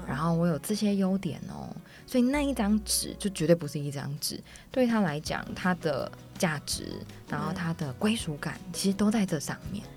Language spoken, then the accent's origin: Chinese; Miaoli County, Taiwan; 我小时候住在那个苗栗嘛